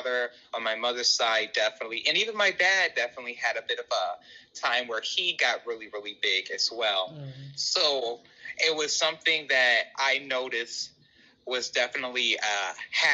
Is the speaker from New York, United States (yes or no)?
no; Chicago, Illinois, United States; I am born and raised in Chicago